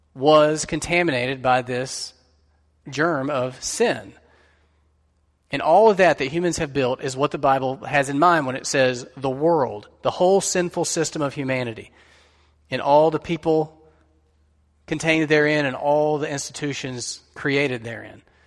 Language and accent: English; United States; us as American Christians